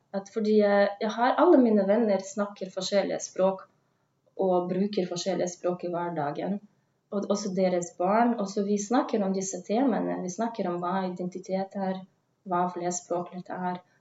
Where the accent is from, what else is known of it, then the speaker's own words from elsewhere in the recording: Russia; Norwegian is a second language; moved away as an adult; also born or lived in Tønsberg, Norway / Oslo, Norway; now in Kristiansand, Norway; jeg kommer jo fra Russland